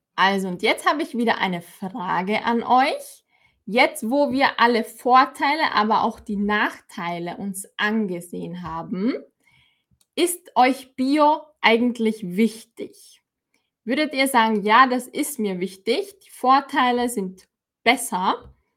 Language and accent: German; Austria; bei uns in Österreich